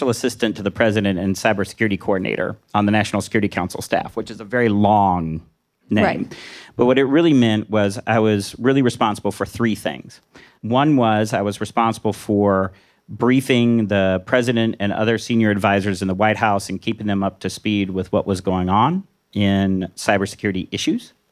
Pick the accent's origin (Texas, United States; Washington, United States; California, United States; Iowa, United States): Washington, United States; I'm from Washington. You know, we always give ourselves inflated grades.